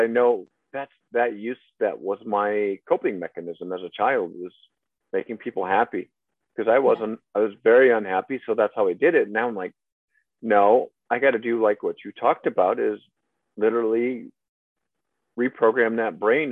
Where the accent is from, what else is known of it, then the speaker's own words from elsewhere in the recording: by Fort Dodge, Iowa, United States; I grew up in Iowa, small town, about 400 people